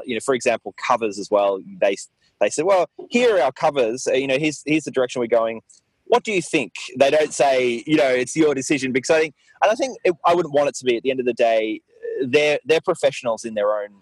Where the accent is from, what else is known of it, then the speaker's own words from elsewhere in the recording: Mornington, Victoria, Australia; I grew up in Mornington, actually, which is where I am now, which is a small town, a small beachside town